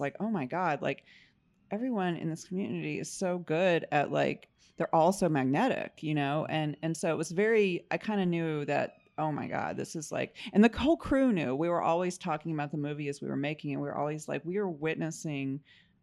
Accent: Mobile, Alabama, United States; moved away; my hometown, Mobile, Alabama

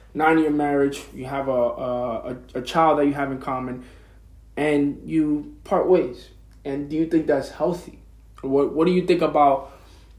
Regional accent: United States; as an American

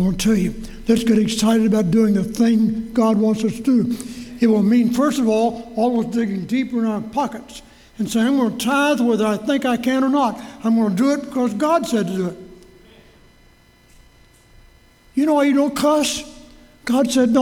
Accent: Louisville, Kentucky, United States; Church I grew up in Louisville, Walnut Street Baptist Church.

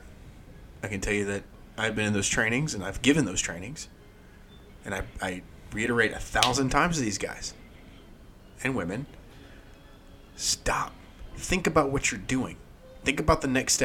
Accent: Georgia, United States; we're both from Georgia.

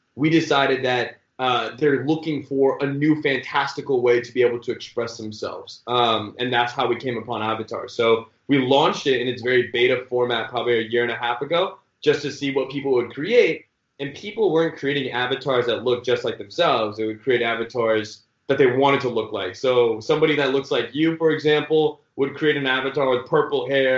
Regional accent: the Bay Area, California, United States; also born or lived in Michigan; I'm born and raised in the Bay

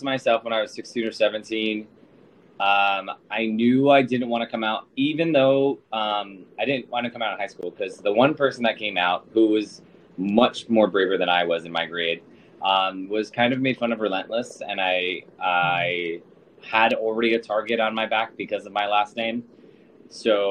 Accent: Sayville, Long Island, New York, United States; now in New York City, United States; I'm originally from Sable, Long Island

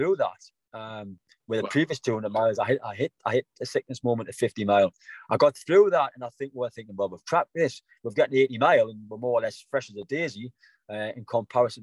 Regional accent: South Shields, North East England, United Kingdom; coming back my hometown, South Shields

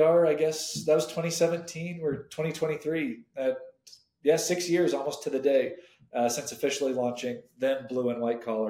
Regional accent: Hong Kong; I grew up in Southeast Asia, specifically in Hong Kong.

